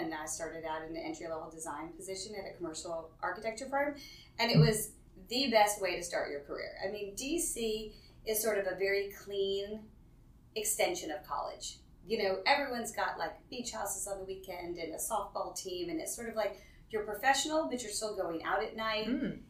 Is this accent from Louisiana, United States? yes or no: yes; New Orleans, Louisiana, United States; moved away as an adult; also born or lived in Washington, D.C.; now in Baton Rouge, United States; I'm from New Orleans. Okay. And I come from a very large family in New Orleans and very proud of being from New Orleans. Always loved the culture of the city. Always felt like I'd live in New Orleans, you know, at some point and raise my children there.